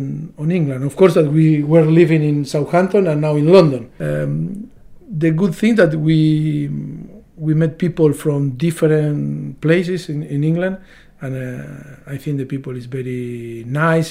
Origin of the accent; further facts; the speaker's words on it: Argentina; moved away as an adult; me from Argentina